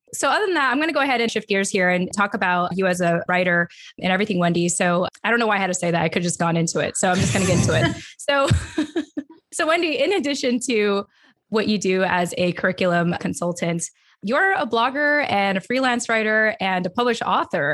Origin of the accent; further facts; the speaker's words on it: California, United States; accent: broadcasty, LA voice; also born or lived in San Diego / Philippines; I'm from California, so I don't know what you call a Cali accent other than just basic